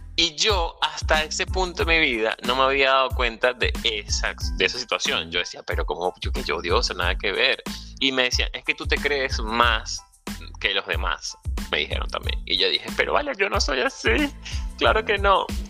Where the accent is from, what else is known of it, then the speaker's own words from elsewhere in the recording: Venezuela; moved away; Soy venezolano, emigrante, ciudadano del mundo